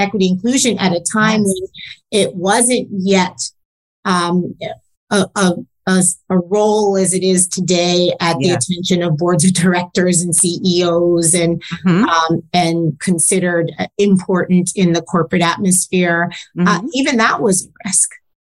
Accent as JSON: {"language": "English", "town": "New York City", "region": "New York", "country": "United States", "tie": "born or raised there", "said": "growing up in New York, you know, just miles away from Wall Street"}